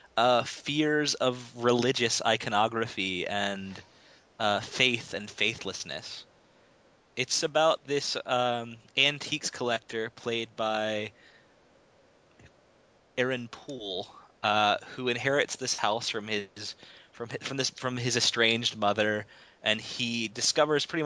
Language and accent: English; Virginia, United States; I was born in Virginia. I mean, I'm part of that Southern Bible Belt, you know.